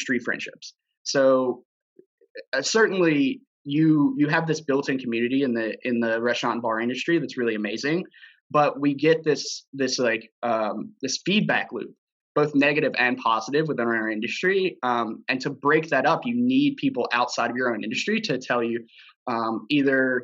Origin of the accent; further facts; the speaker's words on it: Alabama and Arkansas, the South, United States; moved away as an adult; also born or lived in Fayetteville, Arkansas / San Francisco / Chicago; now in Philadelphia, United States; I kind of grew up in the South in Alabama and Arkansas